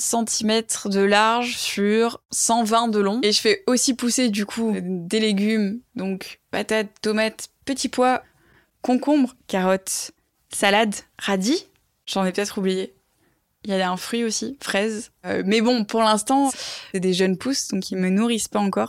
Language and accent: French; Toulouse, Occitania, France; moved away as an adult; also born or lived in Ireland; now in Paris, France; je suis toulousaine à la base